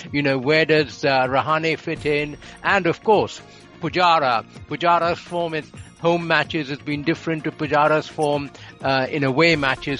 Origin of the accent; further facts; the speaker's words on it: Mumbai, Maharashtra, India; now in England, United Kingdom; when I was growing up in Mumbai, that great city with its greatest cricket team ever